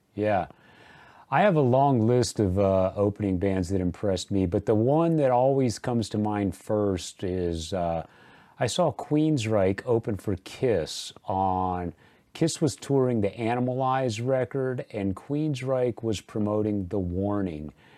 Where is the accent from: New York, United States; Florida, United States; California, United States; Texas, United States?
Texas, United States; San Antonio; I grew up in San Antonio